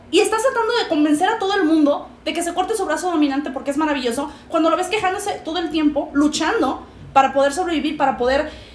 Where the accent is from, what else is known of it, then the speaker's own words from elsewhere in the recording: Mexico; moved away; independientemente de que yo viva en Chetolandia, soy latinoamericana, soy mexicana.